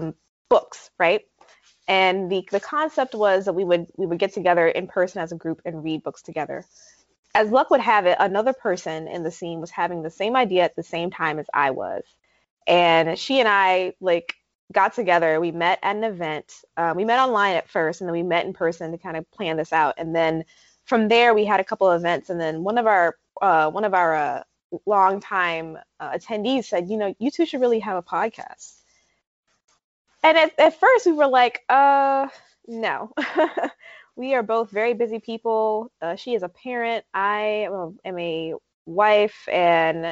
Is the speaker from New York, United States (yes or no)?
yes; New York, United States; moved away as an adult; now in North Carolina, United States; I'm formerly a New Yorker